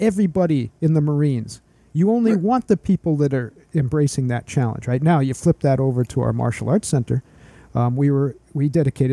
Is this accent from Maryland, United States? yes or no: no; Maine, United States; accent: Maine; my main accent